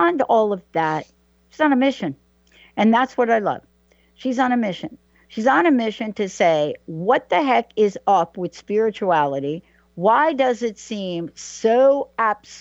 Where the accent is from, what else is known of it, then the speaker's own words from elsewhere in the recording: New York, United States; I'm a girl from New York